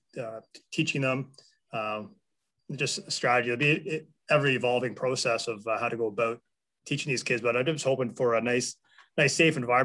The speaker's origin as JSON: {"language": "English", "town": "Port Elgin", "region": "Ontario", "country": "Canada", "tie": "born or raised there", "moved": "as an adult", "lives_now": "Kincardine, Canada", "said": "I never left Port Elgin"}